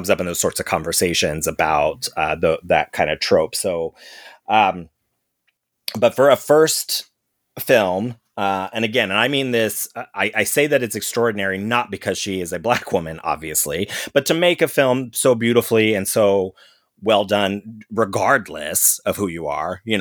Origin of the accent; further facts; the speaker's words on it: St. Louis, Missouri, United States; when I grew up in St. Louis, I was in a black world. I didn't know any white people.